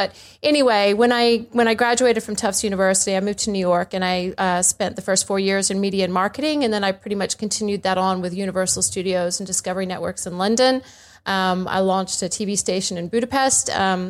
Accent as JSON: {"language": "English", "country": "India", "tie": "born or raised there", "also_born_or_lived": "Bangladesh / Afghanistan / Kuwait", "said": "But my dad was an American diplomat, so I was born in Bangladesh, and I grew up in India and Afghanistan and Kuwait and all over the show."}